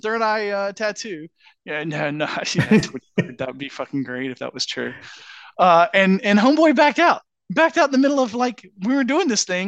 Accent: Georgia, United States; we grew up in Georgia

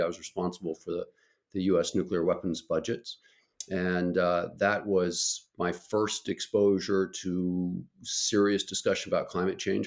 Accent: Albuquerque, New Mexico, United States; I grew up in Albuquerque, New Mexico

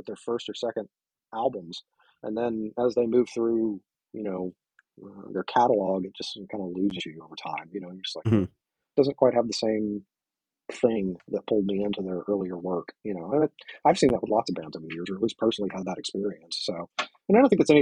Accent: the South, United States; I grew up in the South, so it's country is sort of in my veins

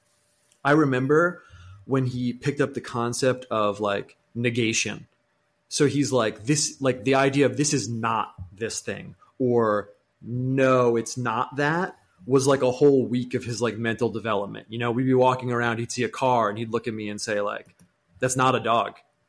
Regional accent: United States; Being American is a big part of it

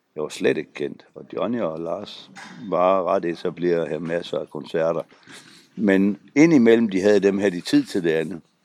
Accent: Frederikshavn, North Denmark Region, Denmark; Og jeg kommer jo selv fra Frederikshavn

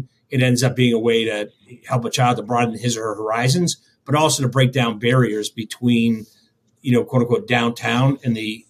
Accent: Boston, Massachusetts, United States; now in Chicago, United States; I came to Chicago from the Boston area growing up out east

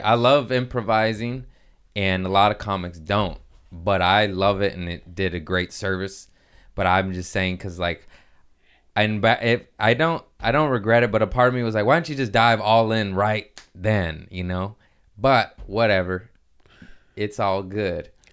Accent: Torrance, California, United States; also born or lived in Harbor City / Lomita / Culver City / Inglewood; I was, uh, born in Harbor City, uh, raised in Torrance, Lameda

